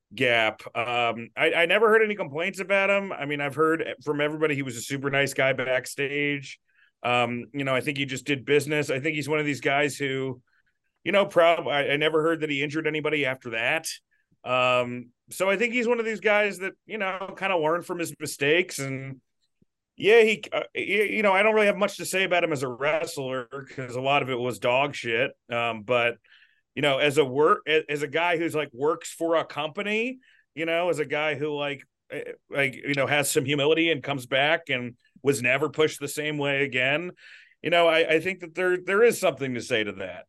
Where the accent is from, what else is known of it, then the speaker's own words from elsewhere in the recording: Pittsburgh, Pennsylvania, United States; I'm from Pittsburgh. I'm in Pittsburgh.